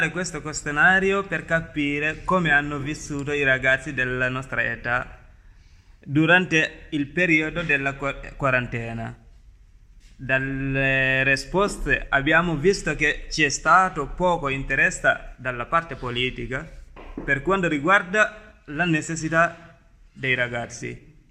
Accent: Gambia; now in Palermo, Italy; Anzi, io pure sono immigrato e vengo dal Gambia. Ormai vivo a Palermo da tre anni

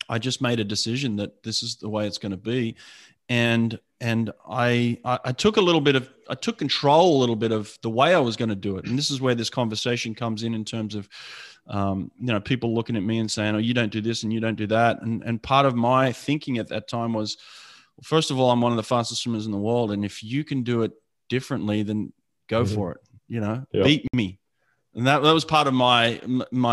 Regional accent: Sydney, New South Wales, Australia; I grew up in Sydney

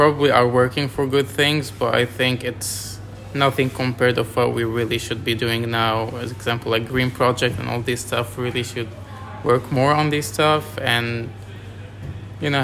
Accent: France; moved away as an adult; now in Australia; I'm from France.

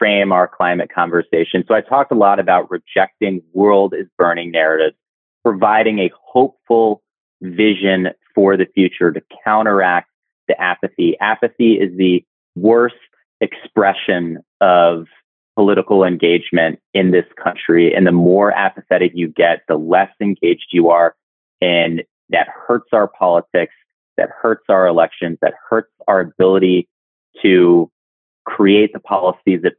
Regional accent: Indiana and Illinois, Midwest, United States; moved away; I'm from the Midwest. I grew up in Indiana and Illinois

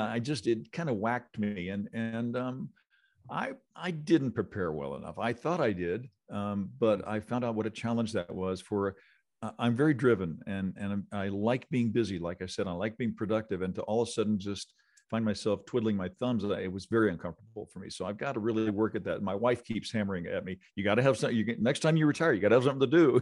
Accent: Illinois, United States; also born or lived in Missouri; now in Las Vegas, United States; I grew up in Illinois, which is close

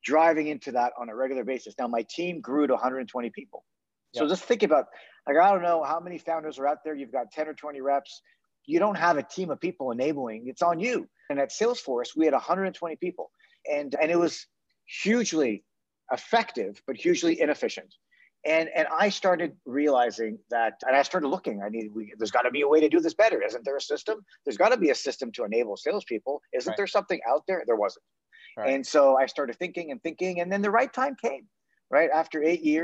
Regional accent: Toronto, Ontario, Canada; moved away as an adult; now in San Francisco, United States; I'm from Toronto, and I moved to San Francisco about 20 years ago.

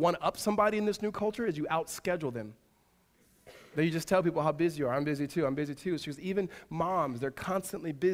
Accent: Southern California, United States; moved away; my wife's from Northern California and I'm from Southern California

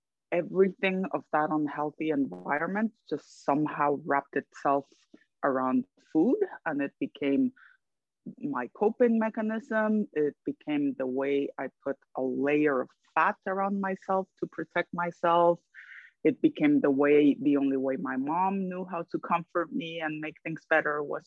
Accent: Guatemala; moved away as an adult; now in New York, United States; I'm originally from Guatemala. I lived in my country until my 20s

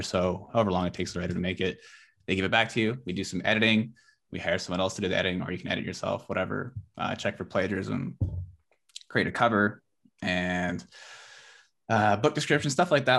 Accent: Abbotsford, British Columbia, Canada; I'm from Abbotsford, B C, so I'm, like, Yeah, in the Fraser Valley.

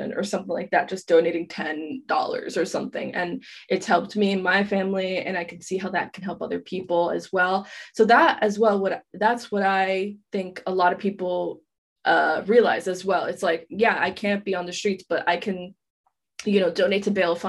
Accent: New York City, New York, United States; moved away as an adult; now in Paris, France; I'm originally from Queens, New York. So, you know, before college, I was just, you know, I went to high school and then I came back home

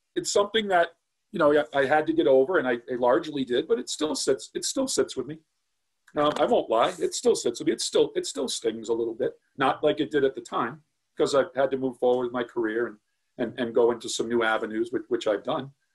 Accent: North Attleboro, Massachusetts, United States; now in Medway, United States; moved from, from North Attleboro, which is my hometown, to, to Medway

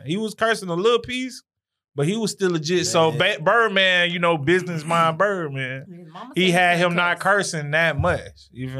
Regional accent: Louisiana, United States; I'm from Louisiana

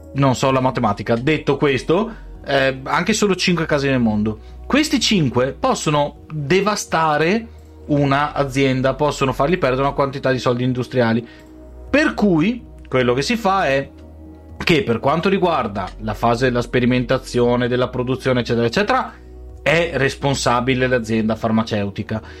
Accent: Veneto, Italy

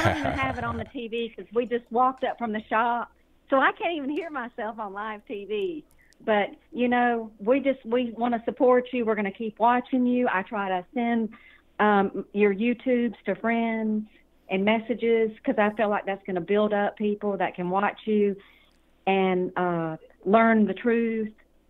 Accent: Georgia, United States; And I'm from Georgia, so, you know, I can't vote for anybody outside of Harrelson County

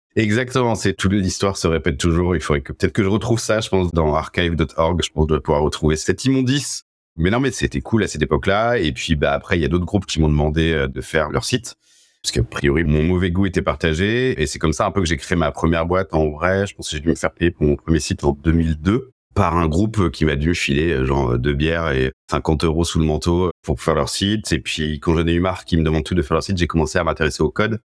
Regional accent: Angers, Pays de la Loire, France; now in Paris, France; je viens d'Angers à la base, charmante ville de l'ouest de la France

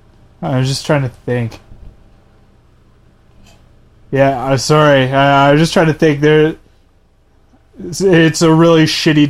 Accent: Canada; we're Canadian

